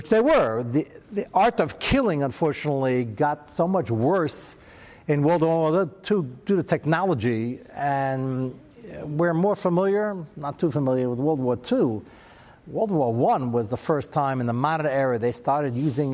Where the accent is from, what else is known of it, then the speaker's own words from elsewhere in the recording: United States; I'm American